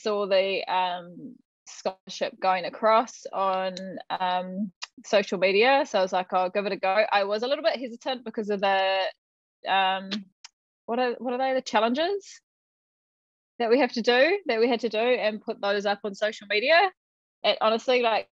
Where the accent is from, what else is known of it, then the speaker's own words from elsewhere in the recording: Te Teko, Bay of Plenty, New Zealand; also born or lived in Tauranga / Onepu; brought up in and around Te Tiko